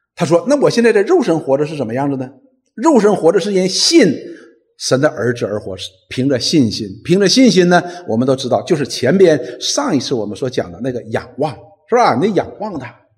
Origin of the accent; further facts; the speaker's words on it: China; 我们中国人有五千年的文明史